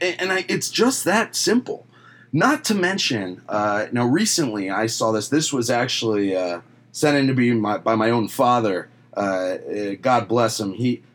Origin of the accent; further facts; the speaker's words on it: Orlando, Florida, United States; We're coming from Orlando. We've seen it our whole life.